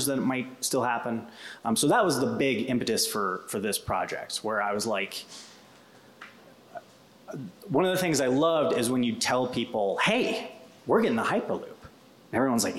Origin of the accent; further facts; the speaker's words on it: Western Slope, Colorado, United States; I'm from the Western Slope. My mom had crippling rheumatoid arthritis, and it would take us 5 hours to get across the pass